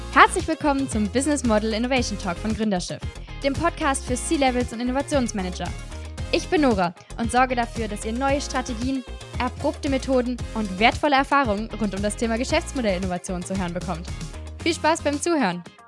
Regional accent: near Straelen, North Rhine-Westphalia, Germany; also born or lived in Düsseldorf; in einem 5000 Einwohnerdorf im, am Niederrhein gelebt und bin da halt aufgewachsen.

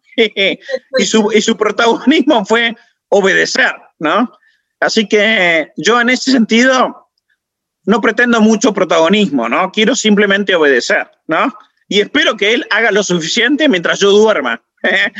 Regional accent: Salta, Argentina; now in Buenos Aires, Argentina; yo soy salteño

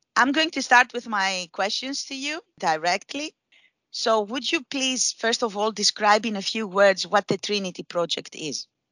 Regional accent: Greece; I say that as a southeasterner myself, eh, because I am from Greece

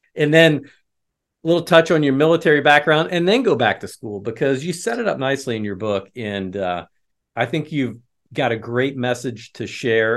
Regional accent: Midwest, United States; also born or lived in West Chester, Pennsylvania; I was born in Westchester and then, uh, carted off to the Midwest as a young child

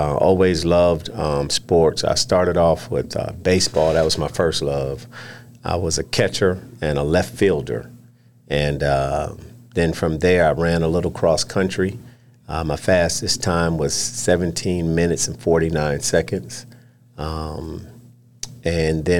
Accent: Camden, New Jersey, United States; I was born in Camden, New Jersey. I'm a Jersey guy.

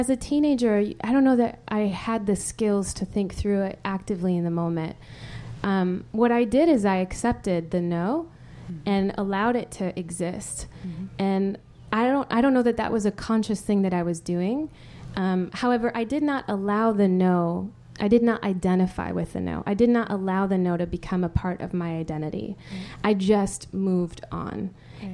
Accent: Spain; is the irony that I grew up in Spain. You know, Spain is it's not exactly a country that's lacking in sensuality.

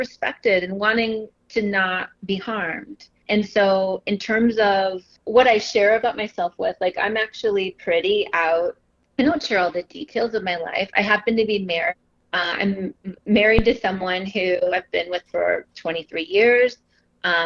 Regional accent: Southern Illinois, United States; moved away as an adult; now in Chicago, United States; I grew up in the Midwest in Southern Illinois. I have lived in Chicago for over 20 years

